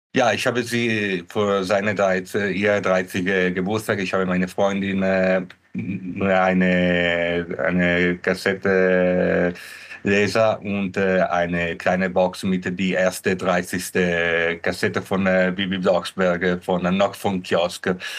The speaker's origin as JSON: {"language": "German", "country": "Italy", "second_language": "German", "moved": "yes", "said": "ich bin ursprünglich aus Italien."}